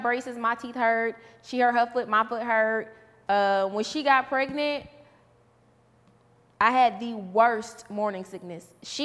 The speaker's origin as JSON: {"language": "English", "town": "Garland", "region": "Texas", "country": "United States", "tie": "born or raised there", "also_born_or_lived": "Dallas", "said": "I was born in Dallas, but I was actually raised in Garland"}